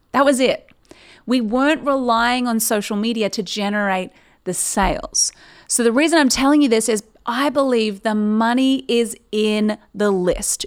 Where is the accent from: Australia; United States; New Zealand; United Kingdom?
Australia; Newcastle, New South Wales; moved away as an adult; now in Sydney, Australia; Newcastle is where I've lived my whole life